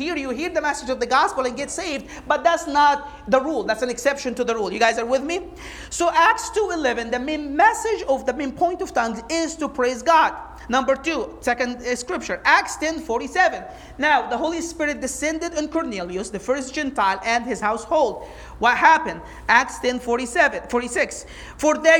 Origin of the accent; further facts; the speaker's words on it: Egypt; first language Arabic; English is a second language; moved away; I'm from Egypt, I speak Arabic.